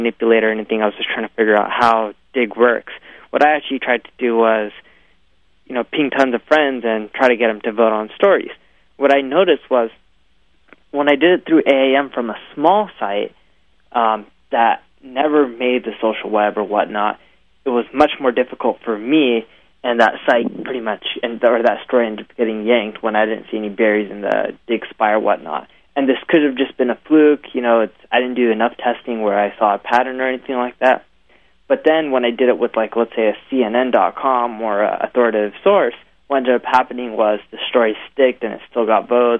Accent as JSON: {"language": "English", "country": "India", "said": "I'm Indian"}